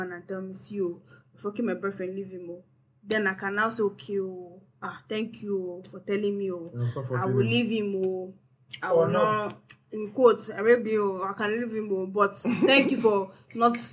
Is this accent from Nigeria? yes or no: yes; Port Harcourt, Rivers State, Nigeria; I grew up in Port Harcourt now